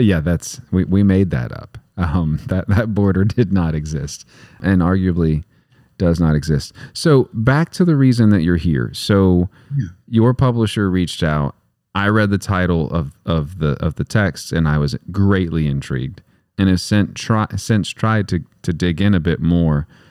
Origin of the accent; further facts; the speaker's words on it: West Texas, United States; I'm from West Texas